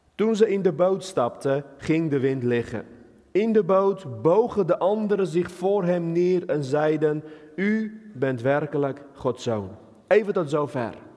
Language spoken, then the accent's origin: Dutch; Armenia; now in Netherlands; ik kom uit Armenië, een land met veel bergen, geen water, weinig water, dus wij Armeniërs kunnen niet zeilen.